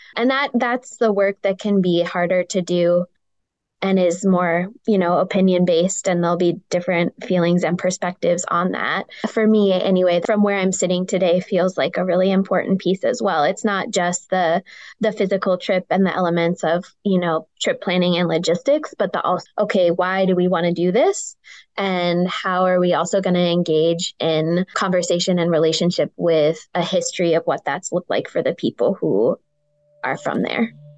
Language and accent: English; Grand Marais, Minnesota, United States; I grew up mostly on the North Shore in Grand Marais.